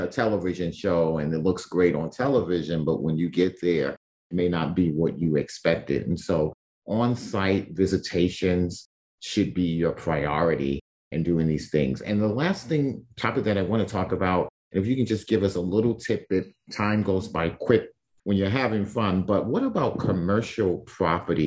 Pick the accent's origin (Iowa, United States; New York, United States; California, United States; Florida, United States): New York, United States; New York City; growing up in Brooklyn, down the street from us was a side lot